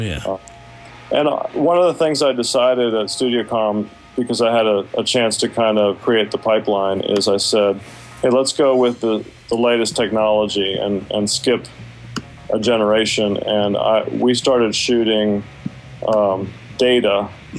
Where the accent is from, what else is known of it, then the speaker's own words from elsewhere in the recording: Washington, District of Columbia, United States; now in Atlanta, United States; I'm from Washington D.C. originally, but I uh, moved to Atlanta in 1987